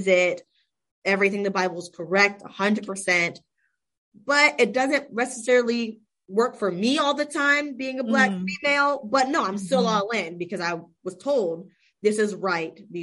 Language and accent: English; Palm Coast, Florida, United States; Daytona Beach area. So gotcha. Give it even more context. And even worse, Palm Coast area.